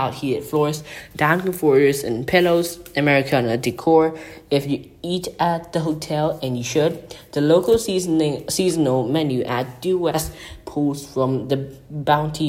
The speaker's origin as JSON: {"language": "English", "region": "Bangkok", "country": "Thailand", "tie": "born or raised there", "said": "the Peninsula Bangkok, in Bangkok, Thailand, my hometown"}